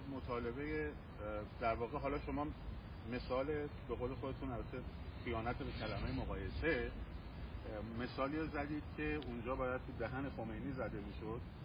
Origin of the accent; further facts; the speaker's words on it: Iran; من به عنوان یک ایرانی